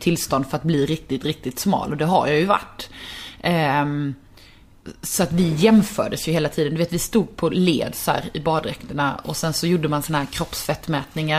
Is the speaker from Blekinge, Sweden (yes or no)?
yes; Karlshamn, Blekinge, Sweden; jag kommer från en liten stad, jag kommer från Karlshamn